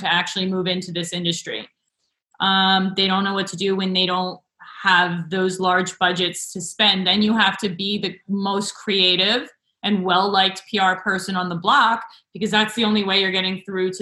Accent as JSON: {"language": "English", "region": "New Jersey", "country": "United States", "tie": "born or raised there", "said": "I grew up in New Jersey"}